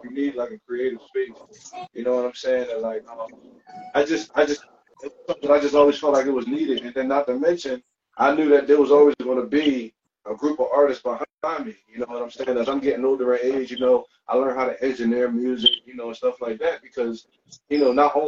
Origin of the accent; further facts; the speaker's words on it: Philadelphia, Pennsylvania, United States; I'm from Northeast Philly. I'm from Northeast Philly. I done lived all around the city.